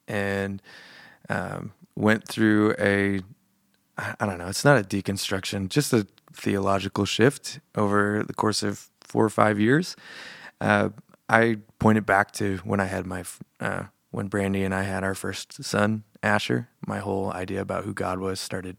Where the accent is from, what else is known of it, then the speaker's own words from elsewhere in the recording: Billings, Montana, United States; also born or lived in Australia; I was born in Billings.